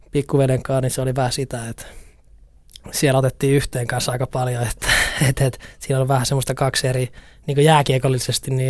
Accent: Oulu, North Ostrobothnia, Finland; Mä tulin Oulusta IFK, siitäkin tuli jotenkin kauhean iso juttu

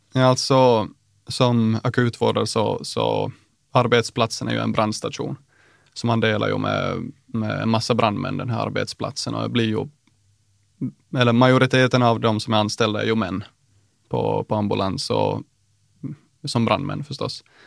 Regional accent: Nykarleby, Ostrobothnia, Finland; jag är från Nykarleby i Österbotten

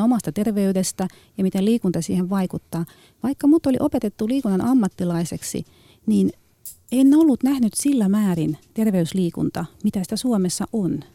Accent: Tallinn, Harju County, Estonia; Finnish is a second language; now in Finland; mä oon mm. itse liikunnan ammattilainen, mutta mä tuun Tallinnasta

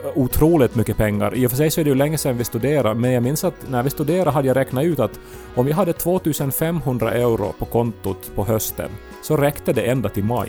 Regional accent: Esse, Ostrobothnia, Finland; moved away; Jag befinner mig fortfarande hemma i Esse i mitt pojkrum

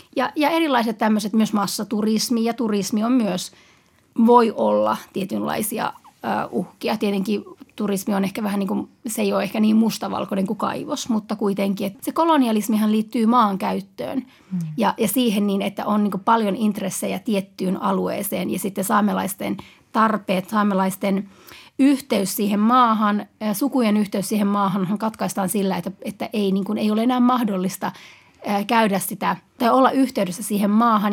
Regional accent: Utsjoki, Lapland, Finland; Utsella, mistä mä itse olen kotoisin

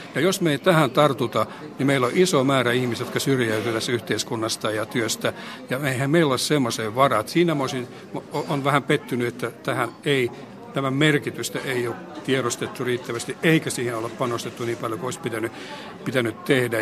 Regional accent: Pihtipudas, Central Finland, Finland; oma kotipaikkakuntani Pihtipudasta

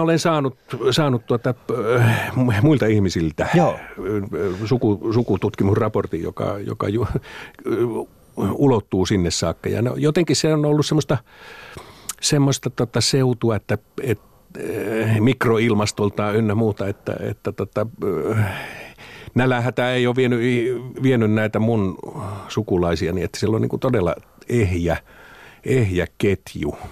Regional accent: Finland; now in Helsinki, Finland; mä oon maalta kotoisin

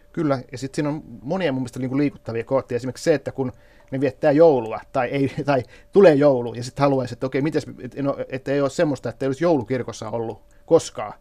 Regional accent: Kauhava, South Ostrobothnia, Finland; moved away; mä oon itse eh, syntyisin Kauhavalta, eli just näiltä kulmilta, mistä nämä miehet lähtee sotaan. Ja, ja itse asiassa mun oma, oma kotitalo Kauhavalla

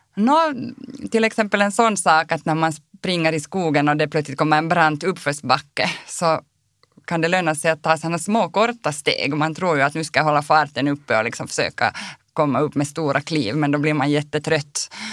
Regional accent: Helsinki, Uusimaa, Finland; moved away as an adult; now in Kirkkonummi, Finland; Jag är ju född och uppvuxen i Helsingfors

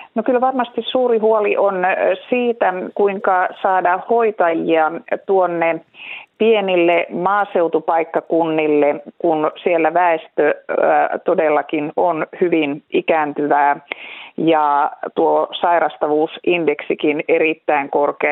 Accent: Central Finland, Finland; meillä Keski-Suomessa

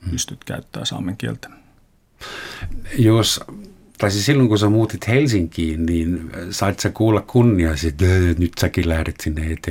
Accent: Germany; now in Finland; minä olen Saksasta Suomeen muuttunut. Olenko minä etninen?

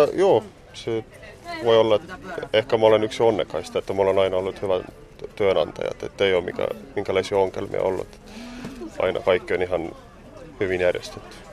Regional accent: Estonia; Finnish is a second language; moved away as an adult; now in Tampere, Finland; mä oon virolainen

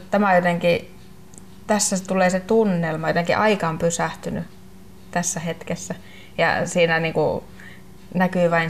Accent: Lapland, Finland; Ja koska molemmat olemme saamelaisia, niin ei, ei siinä mulla kyllä ollut edes sitten miettimistä

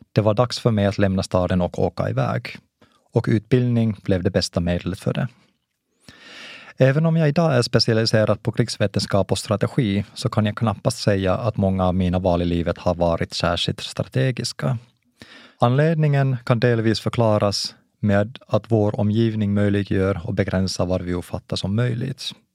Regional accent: Lahti, Päijät-Häme, Finland; first language Finnish; Swedish is a second language; moved away as an adult; now in Uppsala, Sweden; Jag är uppvuxen i Lahtis, där det var vanligare att höra ryska än svenska.

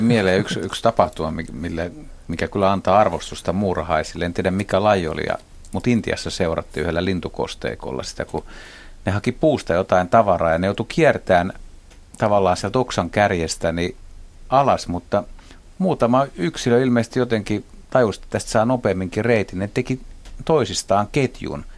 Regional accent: Helsinki, Uusimaa, Finland; mun kotiseudulla Lauttasaaressa

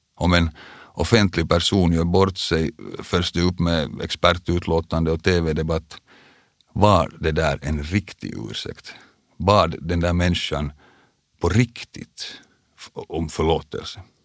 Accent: Vaasa, Ostrobothnia, Finland; moved away; also born or lived in Porvoo; vi flyttade alltså från Borgo till Vasa, då jag gick i andra klass. Vasa kom också att bli den stad jag kallar hemstad i många år

